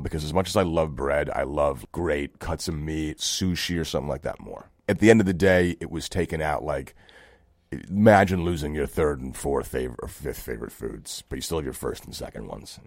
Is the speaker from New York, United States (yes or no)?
yes; New York City, New York, United States; we grew up in Brooklyn